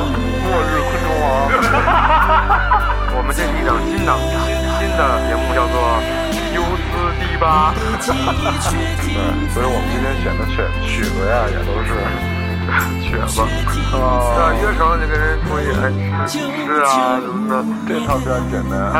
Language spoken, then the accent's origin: Chinese; Romania; Chinese is a second language; 我我是来自罗马尼亚的